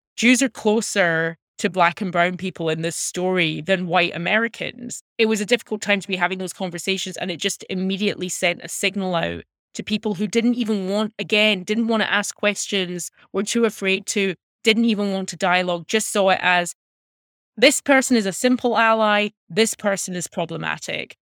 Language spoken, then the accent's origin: English; Glasgow, Scotland, United Kingdom; moved away as an adult; now in United States; I was born and raised in Glasgow